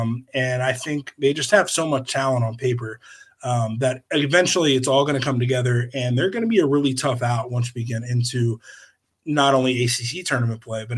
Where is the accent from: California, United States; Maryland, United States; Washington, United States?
Maryland, United States; Eastern Shore of; I'm from the Eastern Shore of Maryland, grew up there, went to college there, got my first job there